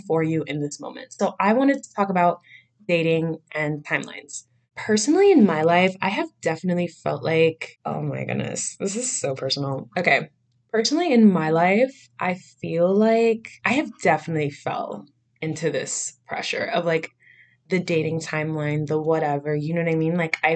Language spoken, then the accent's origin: English; Miami, Florida, United States; born and raised in Miami, Florida